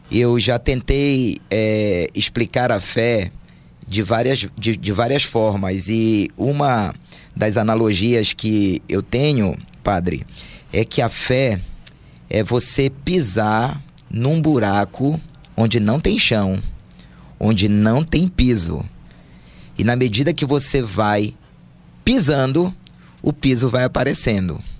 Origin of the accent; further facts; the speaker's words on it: Belém, Pará, Brazil; also born or lived in Rio de Janeiro; E sou natural do Rio de Janeiro, mas desde pequeno vim morar em Belém. É, Belém, onde Jesus nasceu no meu coração.